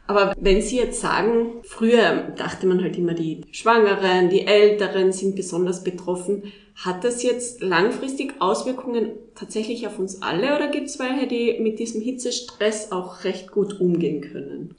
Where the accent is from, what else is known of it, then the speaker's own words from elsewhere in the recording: Tyrol, Austria; bei uns in Tirol oder in Österreich